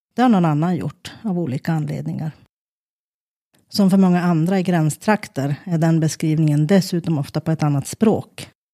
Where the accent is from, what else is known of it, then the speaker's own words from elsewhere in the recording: Kiruna, Norrbotten County, Sweden; also born or lived in Lainio; När jag växte upp i Kiruna